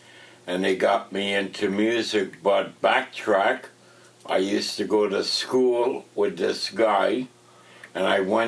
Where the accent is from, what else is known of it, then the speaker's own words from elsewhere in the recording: Toronto, Ontario, Canada; also born or lived in Ajax, Ontario; I grew up in Moss Park.